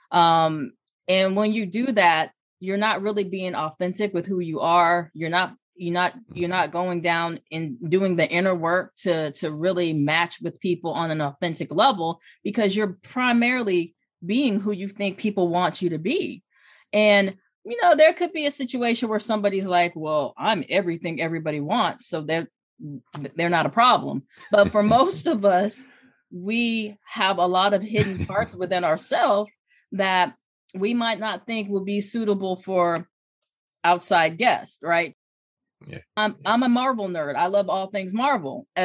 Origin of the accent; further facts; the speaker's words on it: Hampton, Virginia, United States; I'm originally from Hampton, Virginia, VA. So um, I'm